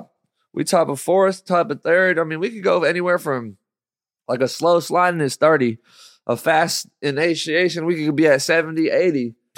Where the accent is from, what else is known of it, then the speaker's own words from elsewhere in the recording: Pinole, California, United States; Pinole Backroads, my hometown